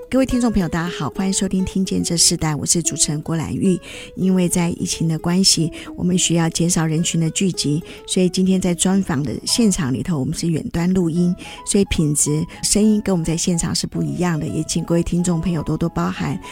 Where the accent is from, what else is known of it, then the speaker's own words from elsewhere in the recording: Taiwan; 我自己也是军人的后代，我父亲他在台湾娶了我的母亲客家人，那我们自己在这个眷村长大